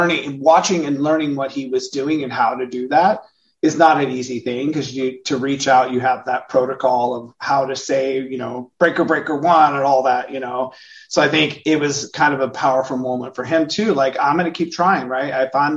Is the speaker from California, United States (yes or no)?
yes; California, United States; I'm also not a country person. I'm from California